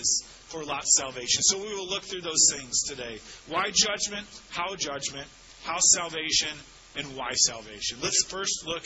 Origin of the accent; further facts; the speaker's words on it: St. Louis, Missouri, United States; I grew up in St. Louis in the suburbs, West County